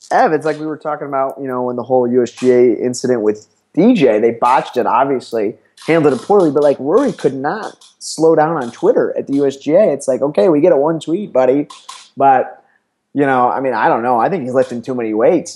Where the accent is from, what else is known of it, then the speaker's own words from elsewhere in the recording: Chicago, Illinois, United States; also born or lived in Missouri; born and raised in Chicago, Illinois